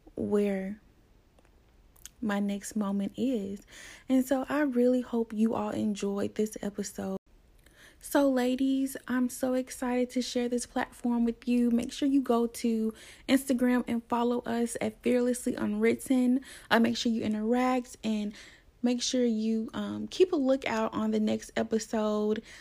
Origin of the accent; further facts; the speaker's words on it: Tuscaloosa, Alabama, United States; I'm from Tuscaloosa, Alabama.